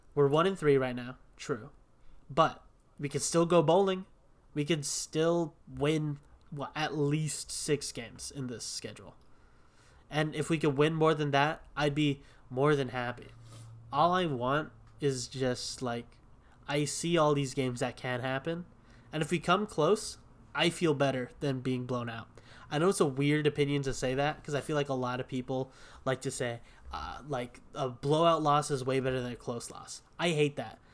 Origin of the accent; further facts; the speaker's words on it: Hawaii, United States; we're both from Hawaii